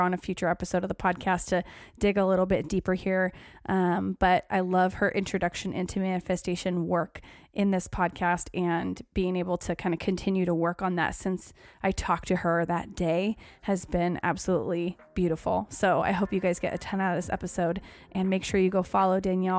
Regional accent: Oregon, United States; born or raised there

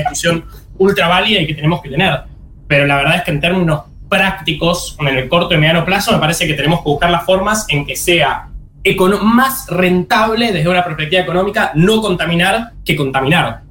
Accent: Argentina

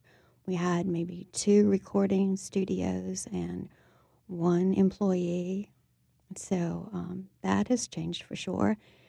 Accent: New Orleans, Louisiana, United States; Actually, uptown, where I still live.

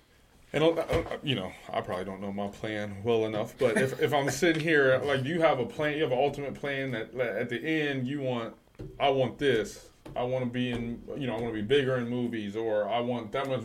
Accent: Dallas, Texas, United States; also born or lived in Chicago; now in Detroit, United States; I'm from Dallas

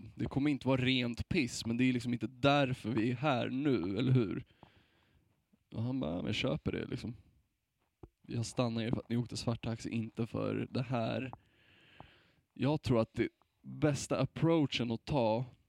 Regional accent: Sweden; som vit svensk

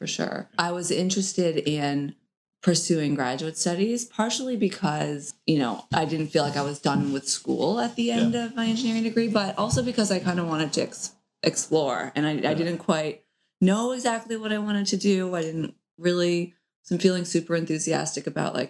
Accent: St. John's, Newfoundland and Labrador, Canada; moved away as an adult; also born or lived in Oxford, United Kingdom; now in Oakland, United States; growing up in Newfoundland

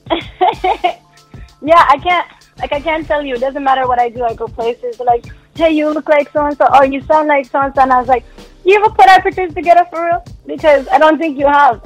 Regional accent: Jamaica; now in Canada; I'm originally from Jamaica

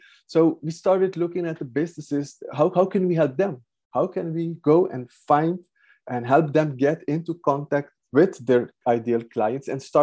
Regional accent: Aruba; moved away as an adult; now in Netherlands; I'm from Aruba. I went to the Netherlands, that's like 23 years ago, to study environmental science

